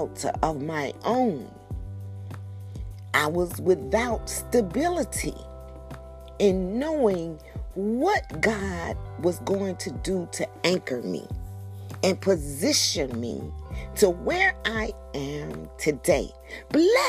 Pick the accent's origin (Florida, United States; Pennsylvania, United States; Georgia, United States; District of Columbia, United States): Georgia, United States; coming back to my home state of Georgia